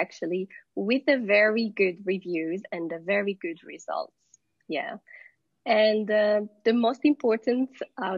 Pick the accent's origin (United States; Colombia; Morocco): Morocco; I'm from Morocco.